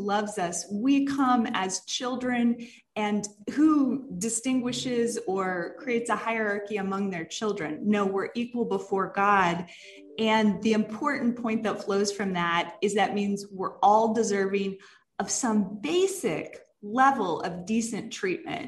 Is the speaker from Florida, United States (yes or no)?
yes; Jacksonville, Florida, United States; moved away as an adult; also born or lived in Dallas, Texas; I did grow up in the Dallas area and then in North Florida, Jacksonville is my hometown